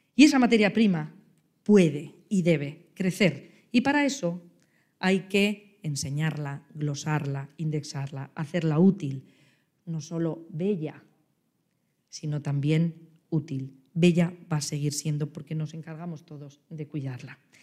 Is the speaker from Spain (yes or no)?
yes; La Rioja, Spain; mi tierra